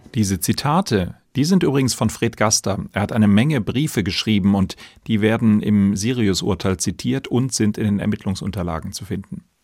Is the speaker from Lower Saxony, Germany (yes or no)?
no; Baden-Baden, Baden-Württemberg, Germany; Ich bin hier in Baden-Baden geboren, lebe hier